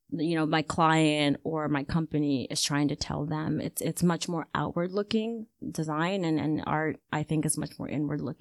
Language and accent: English; Ghana; being Ghanaian is to me it is my it's the the number one way that I identify myself. Like I see myself as Ghanaian and I see myself as African before anything else.